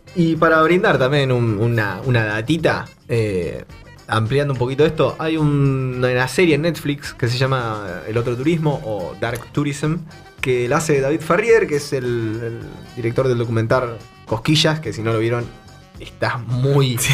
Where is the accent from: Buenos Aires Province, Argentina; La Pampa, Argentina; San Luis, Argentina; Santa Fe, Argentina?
Buenos Aires Province, Argentina; Bahía Blanca; somos de Bahía Blanca, una ciudad al centro sur de, Argentina.